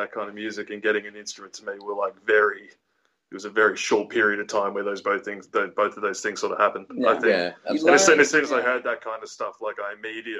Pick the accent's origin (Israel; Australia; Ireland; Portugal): Australia; Canberra, Australian Capital Territory; I mean, yeah, like I guess growing up in Canberra, I always felt like there was kind of, it was sort of, probably not anymore, but it was sort of a heavy metal town, I guess, when I was growing up.